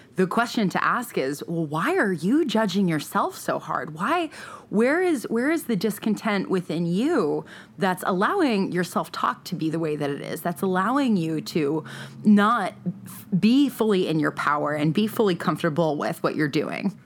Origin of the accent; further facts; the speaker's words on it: East Coast, United States; moved away as an adult; also born or lived in New York City / San Francisco; now in Los Angeles, United States; I grew up on the East Coast